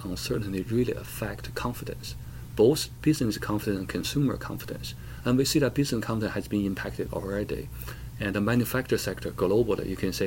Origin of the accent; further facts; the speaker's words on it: China; now in United States; I was born in China.